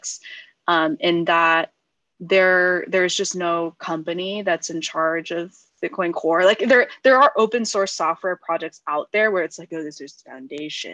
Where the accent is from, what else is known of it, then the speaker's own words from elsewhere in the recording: Silicon Valley, California, United States; I grew up in Silicon Valley.